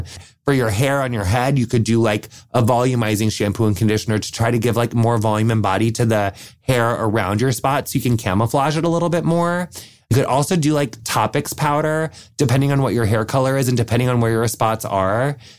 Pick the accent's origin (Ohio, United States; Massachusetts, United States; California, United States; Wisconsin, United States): Wisconsin, United States; I'm from Wisconsin